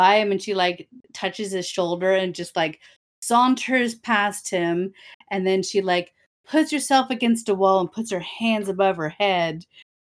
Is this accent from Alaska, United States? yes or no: no; Pennsylvania, United States; There were the Appalachians where we were on, like, the, like, you know how there's like the mountains and foothills, and then it starts leveling up? There's some like rumbles of hills. That's where I'm from.